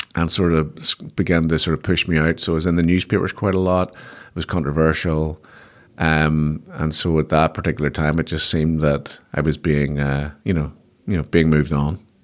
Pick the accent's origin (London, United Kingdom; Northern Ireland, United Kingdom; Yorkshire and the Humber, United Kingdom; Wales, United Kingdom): Northern Ireland, United Kingdom; Belfast; I'm from Belfast